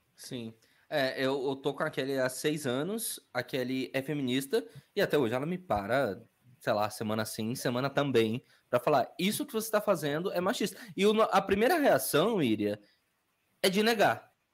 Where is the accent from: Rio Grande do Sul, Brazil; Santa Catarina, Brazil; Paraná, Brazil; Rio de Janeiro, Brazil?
Paraná, Brazil; Curitiba; also born or lived in Bahia / Camaçari, Bahia / Salvador, Bahia; fui criado no Itatiaia, no Fazendinha